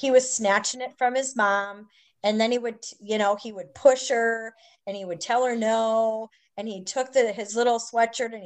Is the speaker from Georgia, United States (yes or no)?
no; Minnesota, United States; moved away as an adult; also born or lived in Wisconsin / New York; now in Mississippi, United States; I live in Mississippi. I'm from Minnesota